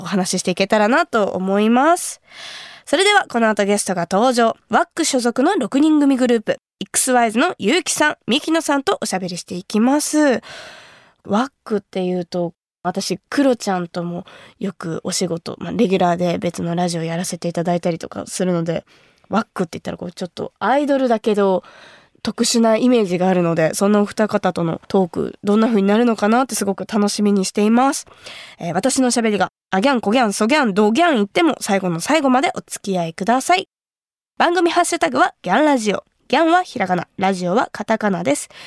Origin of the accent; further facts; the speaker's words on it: Kumamoto, Japan; 私の地元熊本の高橋酒造の米焼酎白竹城